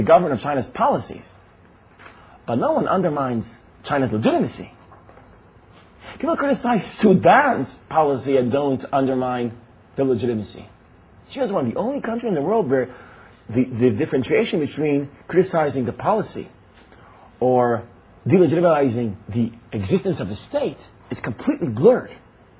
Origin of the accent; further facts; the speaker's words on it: Israel; I was born and raised in Israel. I was never more than a month outside of Israel.